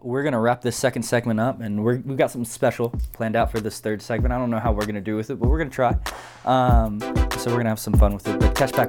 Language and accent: English; Texas, United States; I am from Texas and didn't know about the Razorbacks until, like, I don't know, 2012.